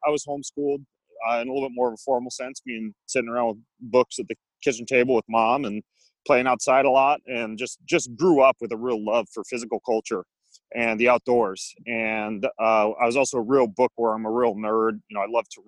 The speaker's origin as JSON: {"language": "English", "region": "North Idaho", "country": "United States", "tie": "born or raised there", "said": "I grew up in North Idaho"}